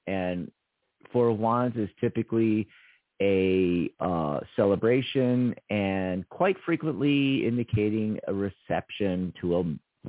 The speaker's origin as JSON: {"language": "English", "region": "California", "country": "United States", "said": "I was a … from Southern California. And, you know, almost the same age. You know, I'm 58."}